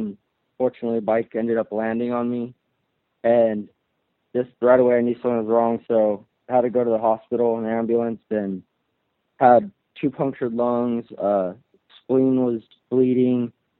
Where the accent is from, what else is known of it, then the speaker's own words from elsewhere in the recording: Eastvale, California, United States; I'm 17. I'm from Eastvale, California.